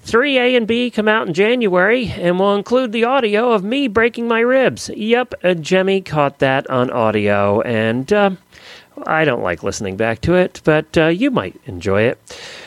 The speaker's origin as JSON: {"language": "English", "town": "Ocala", "region": "Florida", "country": "United States", "said": "And I am … from Horse Country in Ocala."}